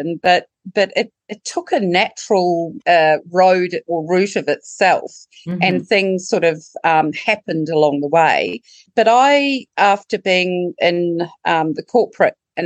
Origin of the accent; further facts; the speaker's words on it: New Zealand; now in Trentham, Australia; as you can tell from the accent, I'm not Australian bred. However, I am a Kiwi